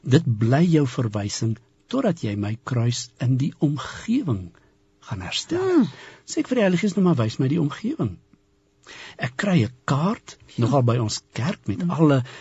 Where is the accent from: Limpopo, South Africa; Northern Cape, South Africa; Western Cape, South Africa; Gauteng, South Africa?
Limpopo, South Africa; Polokwane; ek het in Pietersburg groot geword